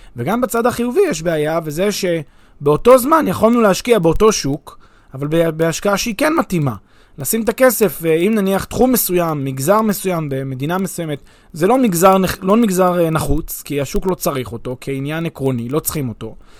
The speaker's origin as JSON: {"language": "Hebrew", "country": "Israel", "said": "אני כישראלי"}